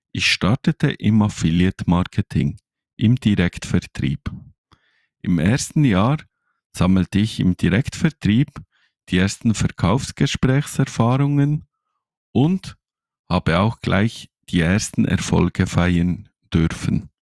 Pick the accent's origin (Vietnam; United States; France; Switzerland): Switzerland; bin 39 Jahre alt, habe zwei Kinder und wie ihr an meinem Dialekt hören könnt, ich komme aus der Schweiz.